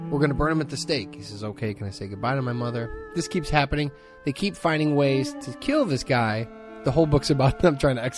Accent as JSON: {"language": "English", "town": "Hammond", "region": "Indiana", "country": "United States", "tie": "born or raised there", "said": "When I was a kid, I grew up in Hessville, and I used to go to the Hanson Branch Library"}